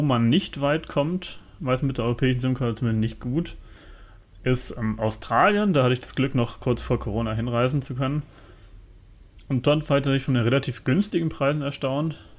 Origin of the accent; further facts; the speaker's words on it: Germany; für uns Deutsche